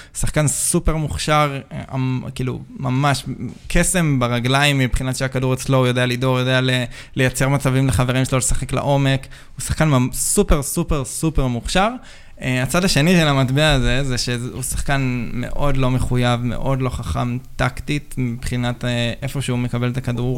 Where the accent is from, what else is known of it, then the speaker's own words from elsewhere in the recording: Hadera, Haifa District, Israel; אני גדלתי שם